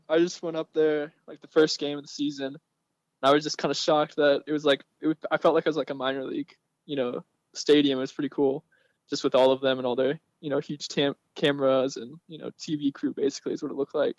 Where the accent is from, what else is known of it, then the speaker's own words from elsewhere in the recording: Lexington, Virginia, United States; moved away; also born or lived in Indianapolis, Indiana; I'm actually from Lexington, Virginia